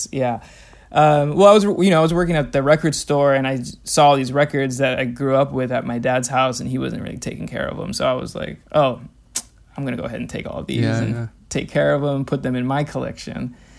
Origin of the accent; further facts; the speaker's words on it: California, United States; You know, I'm from Southern California, and I still have a lot of connections in LA and like friends and family out there.